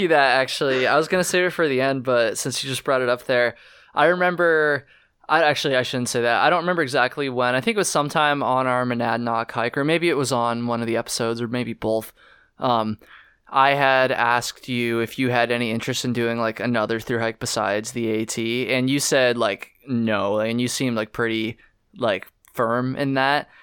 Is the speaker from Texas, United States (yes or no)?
no; Vermont, United States; I'm from Vermont